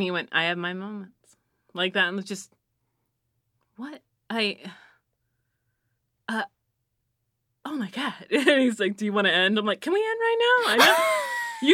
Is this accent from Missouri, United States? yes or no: yes; Missouri, United States; And it's like, I'm from Missouri.